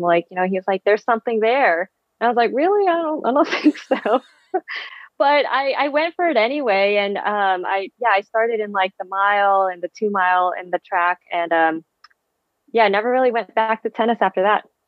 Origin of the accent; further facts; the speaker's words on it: East Bay, Bay Area, California, United States; first language Vietnamese; English is a second language; also born or lived in Vietnam / New York City / Boulder; So I grew up in the Bay Area. I was originally born in Vietnam, and my family and I immigrated to the Bay Area when I was two